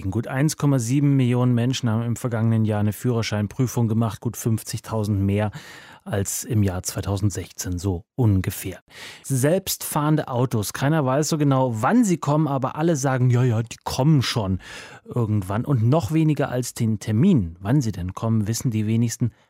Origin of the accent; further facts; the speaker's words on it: Berlin, Germany; ich komme auch aus Neukölln.